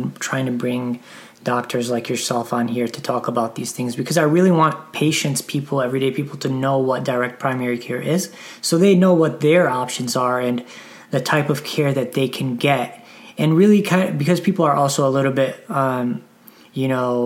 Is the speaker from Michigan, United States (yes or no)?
yes; Detroit, Michigan, United States; Detroit, Michigan, which is my hometown